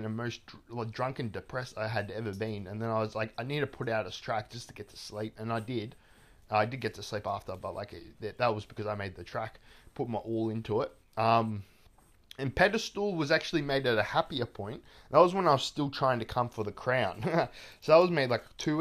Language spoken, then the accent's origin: English; Melbourne, Victoria, Australia; I'm from Melbourne. I am like, you know, lived my whole life in Melbourne, basically.